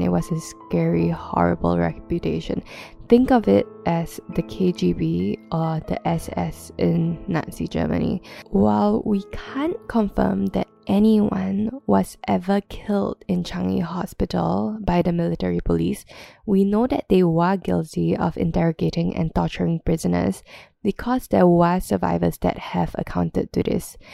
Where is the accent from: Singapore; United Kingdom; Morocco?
Singapore; growing up in Singapore